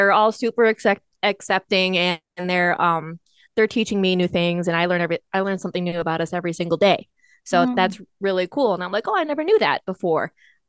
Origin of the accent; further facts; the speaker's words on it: United States; I'm Native American. Anishinaabe.